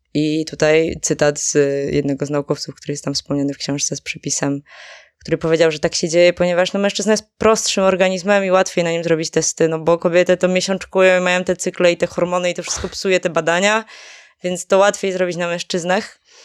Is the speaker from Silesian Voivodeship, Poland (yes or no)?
yes; Żywiec, Silesian Voivodeship, Poland; moved away; pochodzę z, z południa, z okolicy Żywca konkretnie